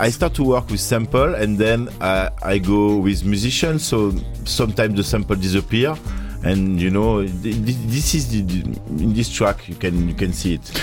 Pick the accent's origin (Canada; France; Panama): France; Marseille, Provence-Alpes-Côte d'Azur; English is a second language; we are from Marseille